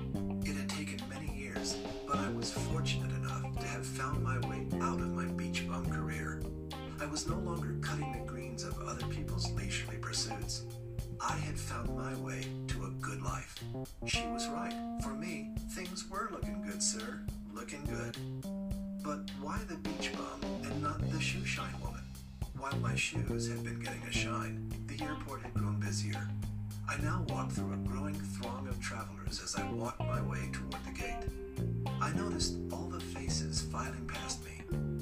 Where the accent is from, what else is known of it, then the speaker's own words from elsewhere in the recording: Albuquerque, New Mexico, United States; I was born and raised in Albuquerque, New Mexico. My dad died when I was 10. I remember being handed the flag from his casket. My mom held everything together.